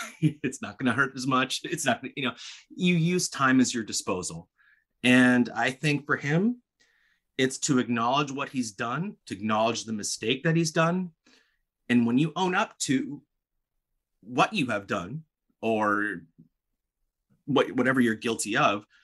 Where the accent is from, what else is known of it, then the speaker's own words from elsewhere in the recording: Palos Verdes, California, United States; I grew up in Palos Verdes, California.